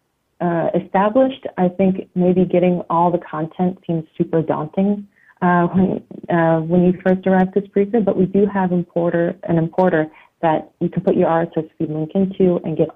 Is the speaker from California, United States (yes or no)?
no; outside of New York, United States; moved away as an adult; also born or lived in Italy; now in Berlin, Germany; I grew up outside of New York